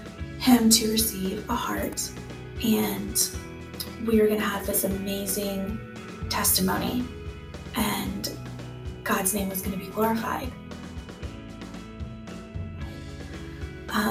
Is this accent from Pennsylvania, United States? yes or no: no; Austin, Texas, United States; I am a native Austinite. I grew up in Northwest Austin